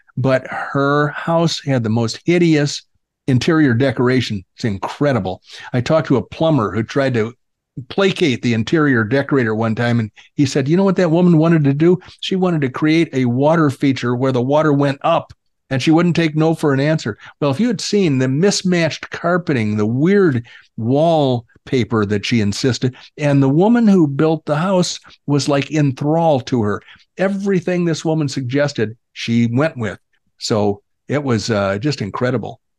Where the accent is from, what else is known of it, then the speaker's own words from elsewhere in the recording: Illinois, United States; now in Arizona, United States; I was raised in Illinois